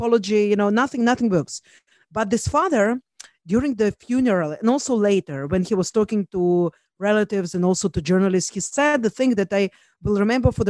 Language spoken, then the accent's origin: English; Israel; also born or lived in Russia; I'm from Israel